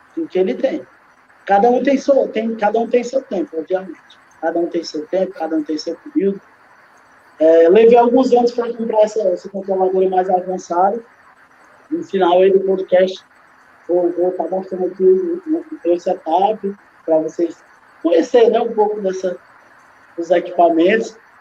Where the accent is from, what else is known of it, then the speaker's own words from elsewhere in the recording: Pacoti, Ceará, Brazil; moved away as an adult; now in Quixadá, Brazil; sou de Pacuti, sou de Pacuti, saí de Pacuti com 20 anos de idade